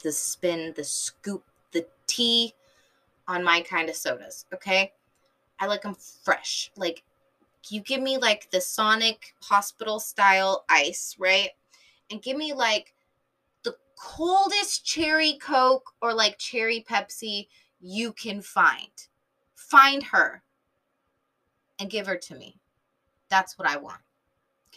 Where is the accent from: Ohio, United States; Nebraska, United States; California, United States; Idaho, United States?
California, United States; San Diego; I'm from SoCal, and I don't say SoCal. I just say San Diego